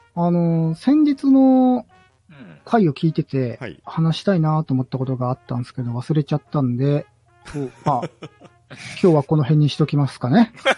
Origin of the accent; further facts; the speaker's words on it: Nagoya, Aichi, Japan; 僕が名古屋人だから